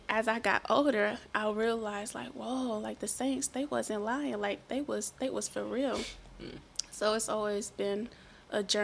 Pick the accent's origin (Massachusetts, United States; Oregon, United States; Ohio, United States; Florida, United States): Ohio, United States; Akron; born and raised in Akron